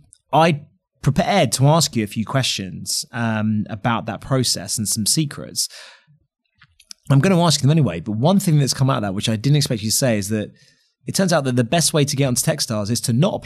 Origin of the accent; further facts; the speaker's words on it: London, United Kingdom; a Londoner, I'm outraged that we weren't the first choice for everyone.